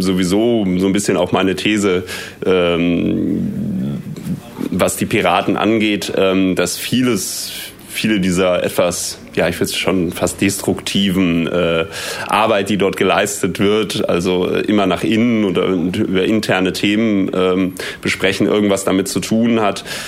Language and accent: German; Münster, North Rhine-Westphalia, Germany; Ich komme aus Münster